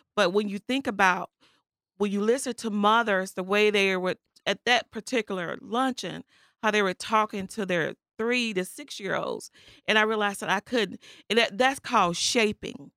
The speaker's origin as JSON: {"language": "English", "town": "Chicago", "region": "Illinois", "country": "United States", "tie": "born or raised there", "said": "I grew up in the Austin community. Not far from here"}